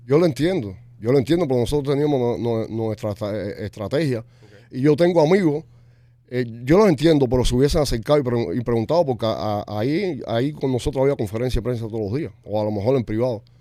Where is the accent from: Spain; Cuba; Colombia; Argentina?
Cuba; now in Miami, United States; Nosotros, como cubanos, como nosotros no tenemos país. Y, estamos en Estados Unidos